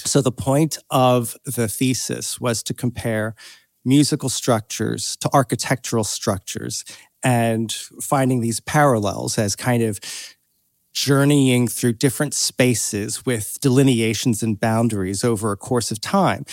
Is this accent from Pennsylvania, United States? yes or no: yes; Doylestown, Pennsylvania, United States; moved away as an adult; also born or lived in United Kingdom; now in Los Angeles, United States; I grew up in Pennsylvania, uh, outside of Philadelphia, in a little suburb